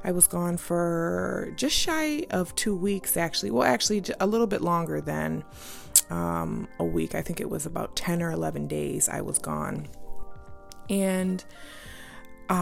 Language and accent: English; United States; being an American, living in this state